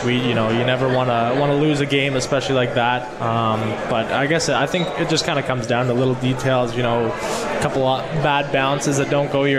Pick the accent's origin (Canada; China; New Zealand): Canada; Whitby, Ontario; moved away as an adult; also born or lived in Regina, Saskatchewan, Canada; now in Utica, United States; I was born there, but I grew up just outside of Toronto